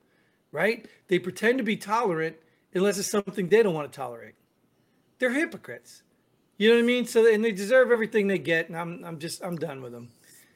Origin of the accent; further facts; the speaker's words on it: New Jersey, United States; I mean, I came from New Jersey, one of the highest tax states in the country